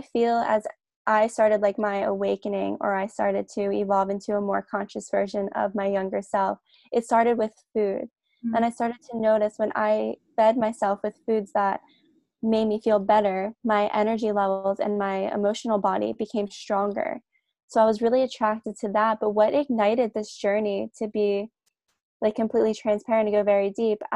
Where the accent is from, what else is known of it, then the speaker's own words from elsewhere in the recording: New Jersey, United States; now in Australia; I'm originally from New Jersey in the States, but I live in Australia now with my partner.